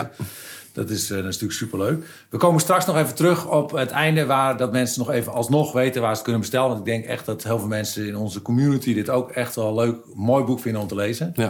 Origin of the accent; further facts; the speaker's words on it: Rotterdam, South Holland, Netherlands; ik kom uit Rotterdam.